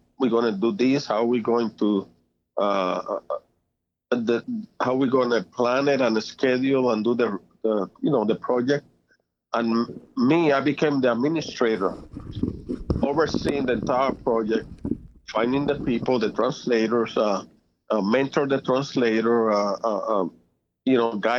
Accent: Puerto Rico; moved away; I was born in Puerto Rico in 1949. That was my year. And I grew up there and I learned Spanish as well

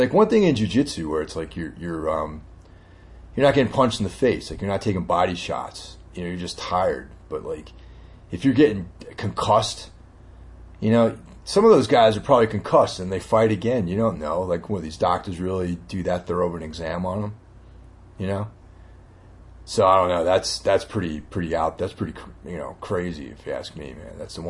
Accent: Carmel, New York, United States; Carmel, New York. Lake Carmel. You know, it's not too, you know, about an hour and a half outside the city. Nice little town. It's on the Hudson River

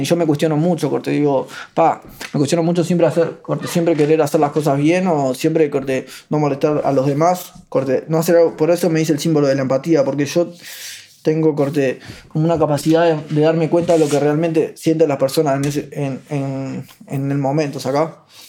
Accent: Ciudad de la Costa, Canelones, Uruguay; also born or lived in Paso Carrasco; yo nací en Paso Carrasco y a los 4 o 5 años mi familia pateó una puerta en Lago Mar, que es ahí en Ciudad de la Costa

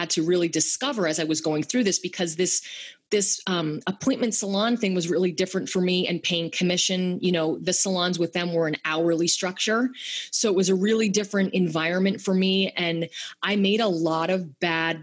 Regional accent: Bethlehem, Pennsylvania, United States; moved away as an adult; also born or lived in West Palm Beach, Florida; I'm from Bethlehem, Pennsylvania

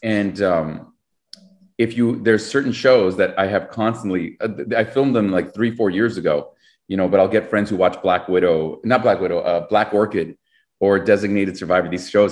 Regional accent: Canada; we're Canadian.

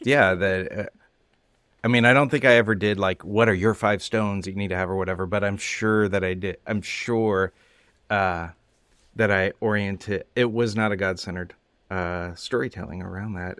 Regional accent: California, United States; I grew up in California

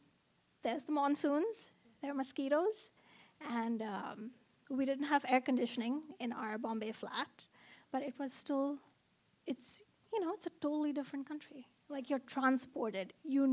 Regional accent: Oman; So I grew up in Oman, which is a country in the Middle East. It's about 3 hours from Dubai.

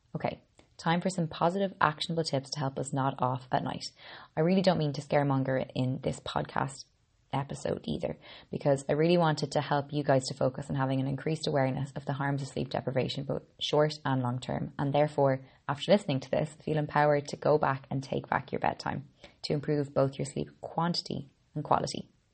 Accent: Ireland; I'm an Irish girl

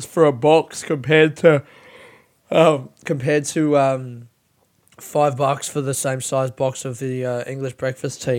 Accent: Australia; our childhood growing up in Australia

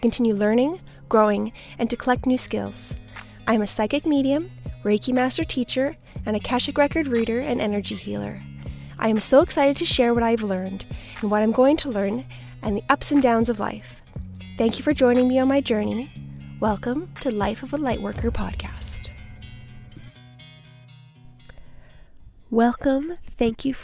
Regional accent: near Beaverlodge, Alberta, Canada; 45 minutes from Grand Prairie, so the opposite direction, but take Beaver Lodge and you go 20 minutes north and just like a little bit east. That's where I grew up

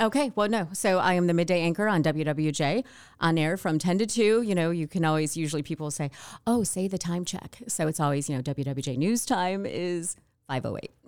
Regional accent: Wayne, Michigan, United States; moved away as an adult; also born or lived in California; I grew up in Wayne, but I always wanted, uh, to leave, honestly, Michigan

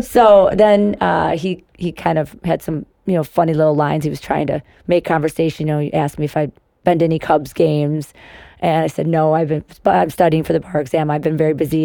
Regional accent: Cary, Illinois, United States; also born or lived in Chicago; I grew up in Cary

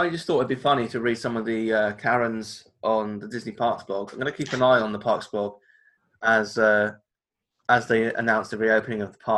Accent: United Kingdom; it's the worst day of the year to go into uh, the American adventure as a, as a British person.

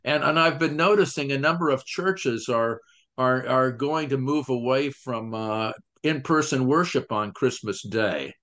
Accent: United States; as American

